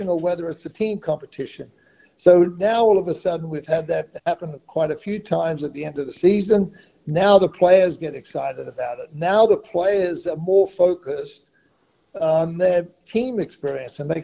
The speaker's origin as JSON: {"language": "English", "area": "Great Barrier Reef", "region": "Queensland", "country": "Australia", "tie": "born or raised there", "said": "I grew up on the Great Barrier Reef"}